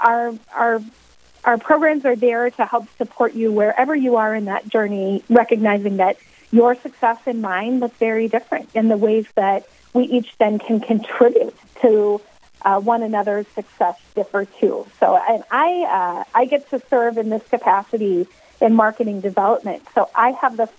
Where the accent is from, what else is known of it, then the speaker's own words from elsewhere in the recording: Western Iowa, United States; also born or lived in Southeast United States; now in Sioux Falls, United States; I grew up in Western Iowa